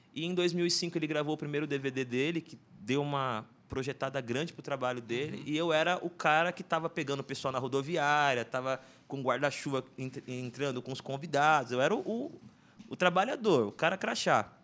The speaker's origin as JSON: {"language": "Portuguese", "region": "São Paulo", "country": "Brazil", "tie": "born or raised there", "moved": "as an adult", "lives_now": "Suzano, Brazil", "said": "morei a vida inteira ali no Itaim Paulista, meus pais também. E aí mudei para Suzano"}